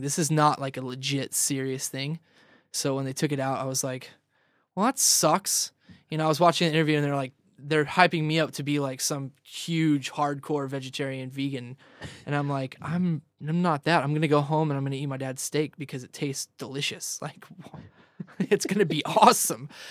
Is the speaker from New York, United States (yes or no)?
no; Ridgecrest, California, United States; also born or lived in Vista / San Diego; I'm from Vista, but originally I grew up, um, like, east of L A, northeast of L A in this little town called Ridgecrest